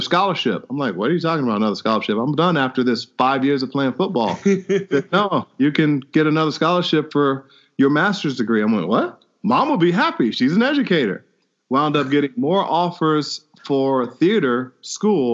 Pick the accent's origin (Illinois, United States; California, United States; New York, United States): Illinois, United States; Chicago; Grew up on the south side of Chicago